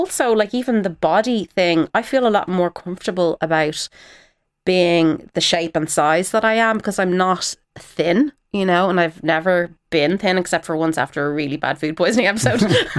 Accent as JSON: {"language": "English", "country": "Ireland", "said": "So there was an immediate sort of respect as being an Irish person, you know, with our history of storytelling and all of that."}